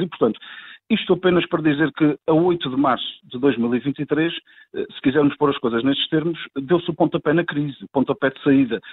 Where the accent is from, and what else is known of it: Azores, Portugal